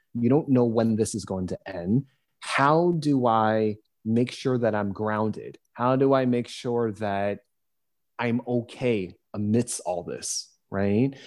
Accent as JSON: {"language": "English", "country": "United States", "said": "being an American"}